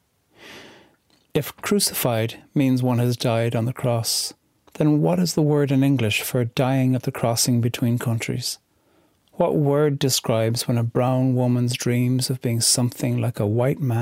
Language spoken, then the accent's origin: English; Ireland